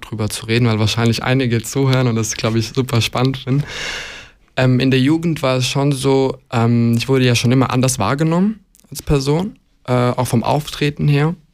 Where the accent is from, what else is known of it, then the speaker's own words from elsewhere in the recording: Luxembourg; ich bin in Luxemburg ja geboren und aufgewachsen tatsächlich. Ähm, und ich bin dann jeden Sommer bis, glaube ich, zum 18. Lebensjahr, glaube ich, ähm, jeden Sommer nach Montenegro gefahren